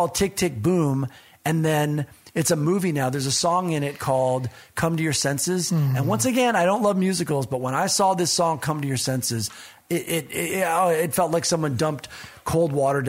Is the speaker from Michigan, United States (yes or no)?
yes; Michigan, United States; I'm from Michigan